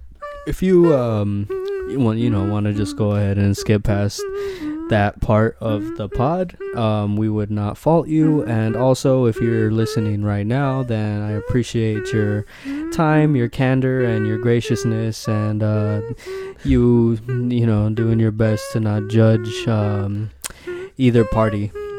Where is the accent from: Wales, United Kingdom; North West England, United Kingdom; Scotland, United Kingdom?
North West England, United Kingdom; Liverpool; I'm from Liverpool.